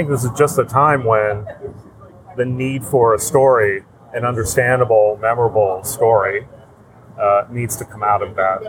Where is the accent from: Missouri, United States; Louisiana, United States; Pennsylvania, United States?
Pennsylvania, United States; Pittsburgh; I grew up in Pittsburgh